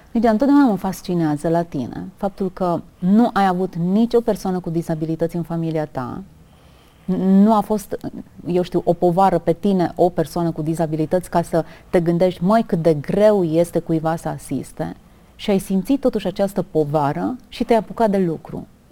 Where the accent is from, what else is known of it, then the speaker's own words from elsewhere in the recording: Romania; ne mândrim ca români